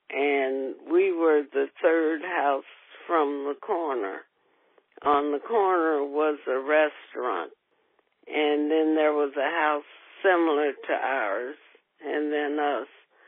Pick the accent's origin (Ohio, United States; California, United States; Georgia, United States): Ohio, United States; Cincinnati; And I was born at home in the West End.